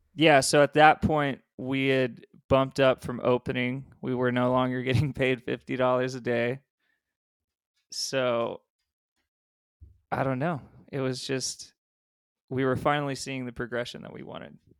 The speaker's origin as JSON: {"language": "English", "town": "Ridgecrest", "region": "California", "country": "United States", "tie": "born or raised there", "also_born_or_lived": "San Diego, California", "said": "by that time I was out of San Diego and in this really small town in the desert where the, it was called Ridgecrest, California."}